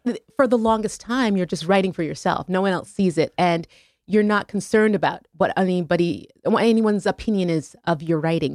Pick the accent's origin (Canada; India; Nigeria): Canada; Montreal, Quebec; my hometown in Montreal.